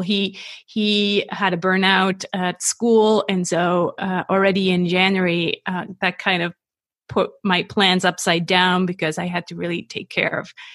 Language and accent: English; Switzerland; I'm not American. I'm 100% Swiss